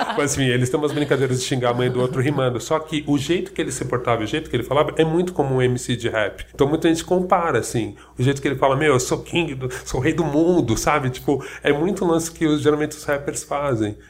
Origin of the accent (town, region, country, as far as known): Brazil